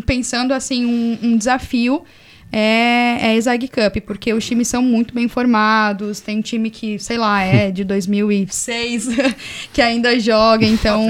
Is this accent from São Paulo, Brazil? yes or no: no; Caçador, Santa Catarina, Brazil; moved away as an adult; also born or lived in Florianópolis; A minha equipe de atletismo de, de caçador de onde eu sou eram só meninos